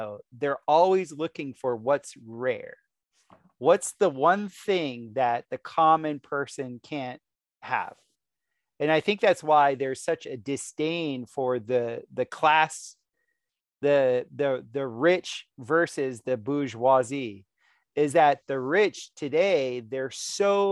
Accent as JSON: {"language": "English", "region": "South Florida", "country": "United States", "tie": "born or raised there", "said": "growing up in Florida, who was always in South Florida when I was growing up"}